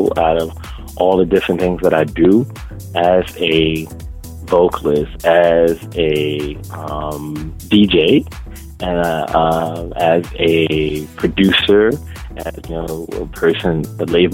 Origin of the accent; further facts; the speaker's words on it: New York City, New York, United States; I'm from New York